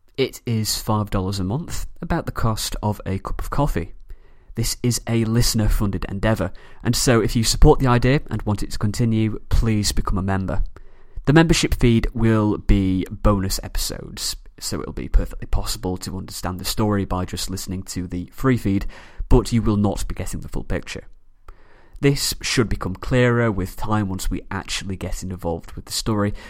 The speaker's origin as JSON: {"language": "English", "town": "Manchester", "region": "North West England", "country": "United Kingdom", "said": "from Manchester, England"}